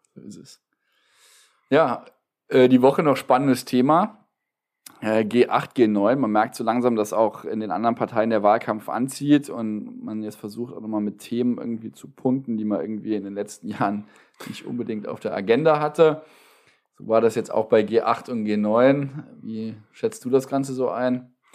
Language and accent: German; Wadgassen, Saarland, Germany; Ich komme aus Wattgassen.